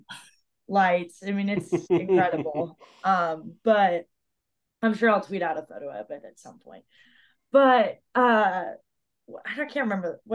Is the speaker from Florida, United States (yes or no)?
yes; Florida, United States; I'm from Florida